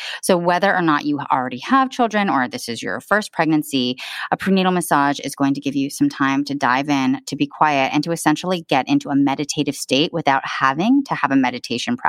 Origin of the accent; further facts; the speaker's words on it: Southern California, United States; moved away as an adult; also born or lived in Michigan / Australia; I was born and raised in Southern California